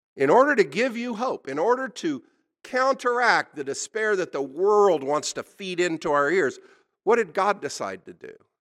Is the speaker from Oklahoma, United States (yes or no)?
yes; Oklahoma, United States; I was born in Oklahoma. This is my native state